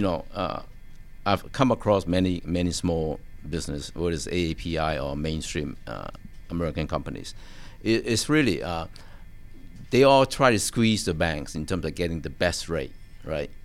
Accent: Hong Kong; now in United States; I was born in Hong Kong

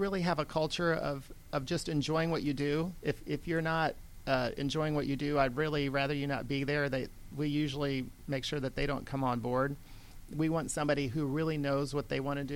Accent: Iowa, United States; moved away as an adult; now in Georgia, United States; I came from Iowa originally in 1985. I grew up on a hog farm.

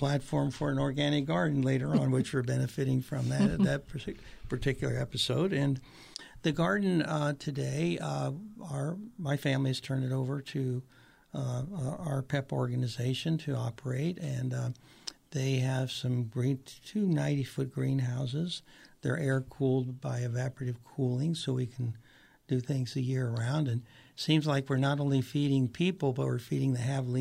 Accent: Patagonia, Arizona, United States; my hometown, which is Patagonia, Arizona

